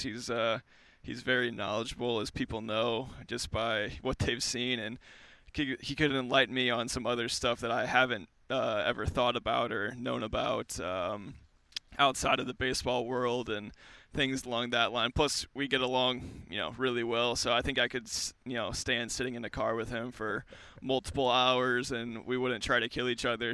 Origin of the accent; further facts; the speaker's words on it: outside St. Louis, Southern Illinois, United States; I grew up right outside of St. Louis, uh, right in Southern Illinois